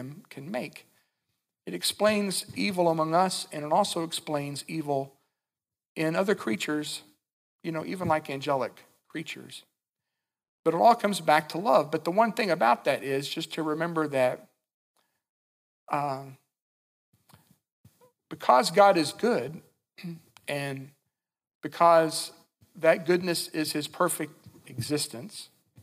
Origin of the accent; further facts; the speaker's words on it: Winchester, Kentucky, United States; when I was a little kid growing up in Winchester, Kentucky